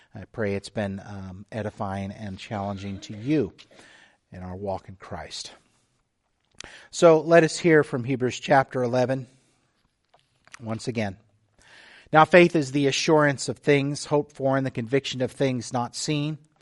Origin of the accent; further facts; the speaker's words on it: the Texas coast, United States; now in Oak Harbor, United States; I grew up on the Texas coast, you know, with the Gulf of Mexico